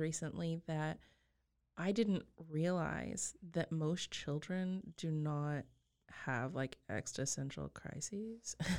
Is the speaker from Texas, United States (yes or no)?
yes; Texas Panhandle, United States; I grew up in the Panhandle of Texas